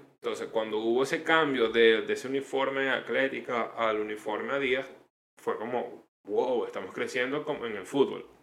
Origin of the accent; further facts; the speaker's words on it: Venezuela; moved away; also born or lived in Chile; todos los venezolanos